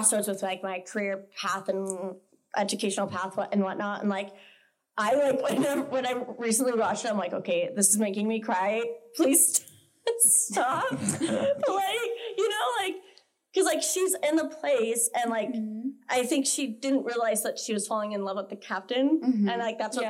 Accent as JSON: {"language": "English", "town": "Highland", "region": "Utah", "country": "United States", "said": "I'm from Highland"}